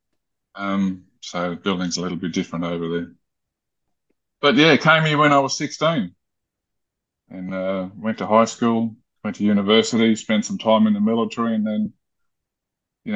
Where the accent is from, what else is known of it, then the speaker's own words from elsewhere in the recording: Germany; moved away; I was born in Germany into a family of a tiling company